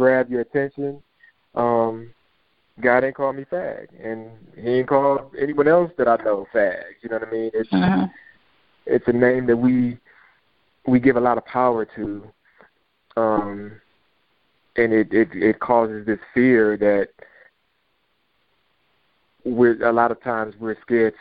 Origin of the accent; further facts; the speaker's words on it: Detroit, Michigan, United States; moved away; I'm from Detroit